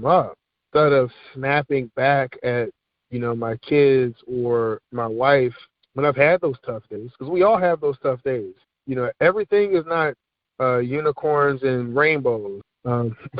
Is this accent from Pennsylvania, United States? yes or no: yes; Philadelphia, Pennsylvania, United States; moved away as an adult; now in Richmond, United States; growing up in Philadelphia